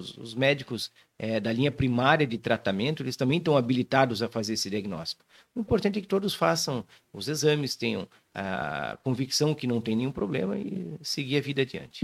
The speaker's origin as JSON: {"language": "Portuguese", "town": "Joinville", "region": "Santa Catarina", "country": "Brazil", "tie": "born or raised there", "also_born_or_lived": "Florianópolis / São Paulo", "said": "Sou nascido aqui em Joinville, minha família é daqui"}